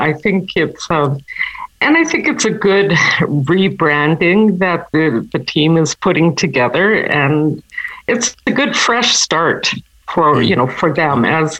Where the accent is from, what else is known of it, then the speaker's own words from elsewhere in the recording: Quebec, Canada; my folks had left the North just shortly before I was born. Mm. So I was born in Quebec